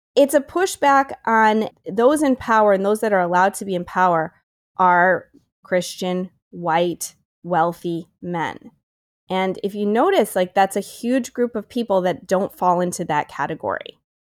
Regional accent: Syracuse, New York, United States; moved away; I'm from Syracuse originally

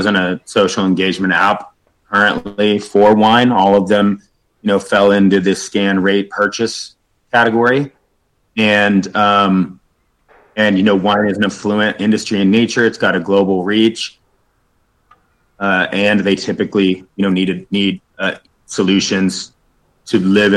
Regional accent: Northern California, United States; growing up in Northern California

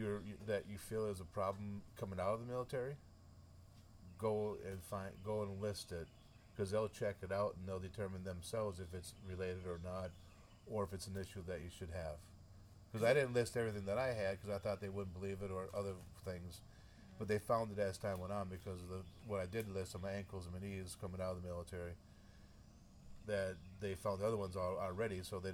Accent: Midwest, United States; accent: northern; region up around Minnesota, Wisconsin, Iowa, South Dakota, North Dakota, Minnesota. That's where my northern accent comes out at. I say Minnesota.

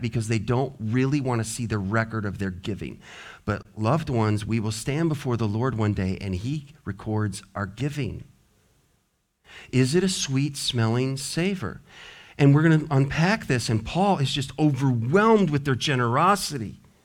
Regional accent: the West, United States; now in Richmond, United States; I grew up in the West

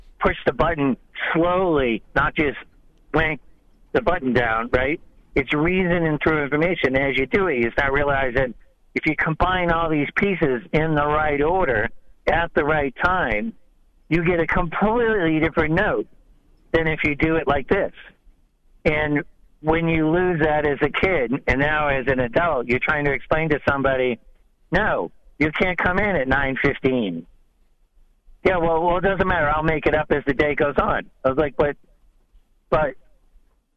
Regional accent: New England, United States; I'm from New England

